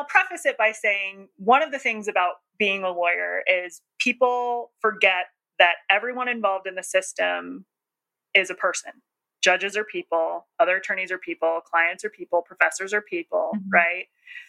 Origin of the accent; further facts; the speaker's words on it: New Jersey, United States; accent: Jersey; I mean, I'm from New Jersey, but I don't really have my Jersey accent anymore.